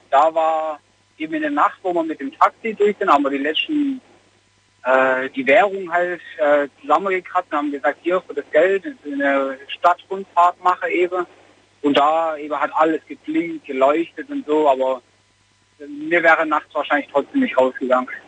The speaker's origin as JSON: {"language": "German", "town": "Messstetten", "region": "Baden-Württemberg", "country": "Germany", "said": "Genau, aus unserem Ort."}